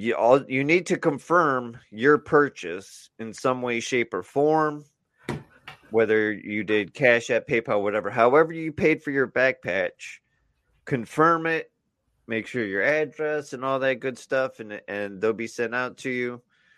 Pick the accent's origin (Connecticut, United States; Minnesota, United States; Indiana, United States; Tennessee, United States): Indiana, United States; Gary; Because I'm hung and I'm from Gary, Indiana.